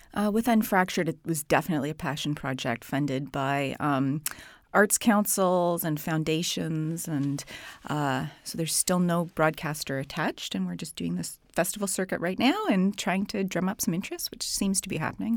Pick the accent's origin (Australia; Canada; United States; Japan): Canada; I'm from Canada.